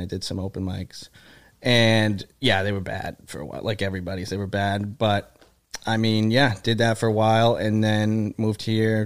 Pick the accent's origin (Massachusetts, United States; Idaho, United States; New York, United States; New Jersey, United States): Massachusetts, United States; Shrewsbury; also born or lived in Boston, Massachusetts; Shrewsbury, Massachusetts, right next to Worcester.